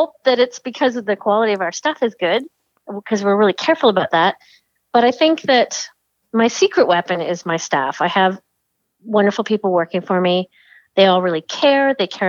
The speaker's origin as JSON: {"language": "English", "town": "Cobourg", "region": "Ontario", "country": "Canada", "tie": "born or raised there", "also_born_or_lived": "Toronto", "said": "I was raised in Cobourg. I think a lot of people think that I've just arrived, but I was raised in Cobourg."}